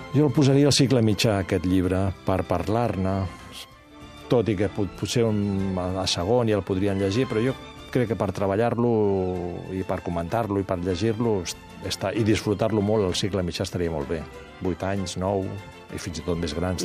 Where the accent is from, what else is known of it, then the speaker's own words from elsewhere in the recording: L'Hospitalet de Llobregat, Catalonia, Spain; a l'Hospitalet, on vivia jo